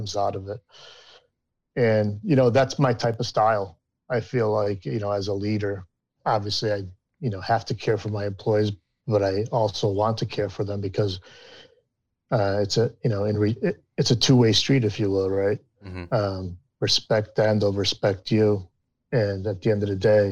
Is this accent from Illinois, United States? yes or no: no; Waterbury, Connecticut, United States; I'm originally from Waterbury, Connecticut, about 2 hours north of New York City.